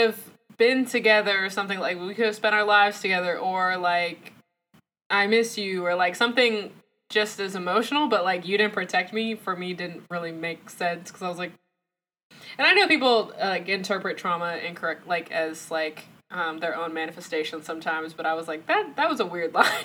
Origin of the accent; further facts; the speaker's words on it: the South, United States; As a Southern folk myself